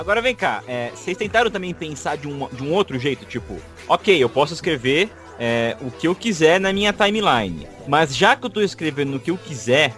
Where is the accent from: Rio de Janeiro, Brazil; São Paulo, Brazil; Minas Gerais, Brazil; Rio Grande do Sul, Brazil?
São Paulo, Brazil; Eu sou de São Paulo